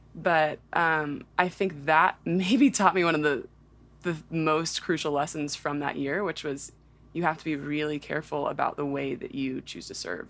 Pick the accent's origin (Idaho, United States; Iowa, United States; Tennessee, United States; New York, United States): Tennessee, United States; Nashville; I'm just conveniently from Nashville